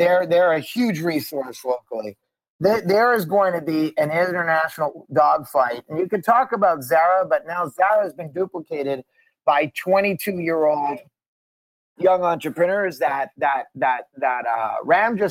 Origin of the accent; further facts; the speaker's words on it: Montreal, Quebec, Canada; also born or lived in Boston; now in Los Angeles, United States; I'm from Montreal. I'm born at the Jewish General Hospital.